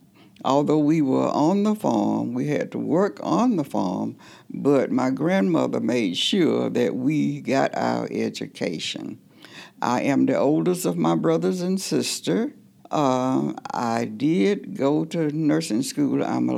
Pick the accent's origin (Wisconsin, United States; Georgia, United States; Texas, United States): Georgia, United States; I am from Terre County, Sassa, Georgia. That's where I was born. I was born to a teenage mother. My mother was 16 when I was born. So basically, my grandmother raised us.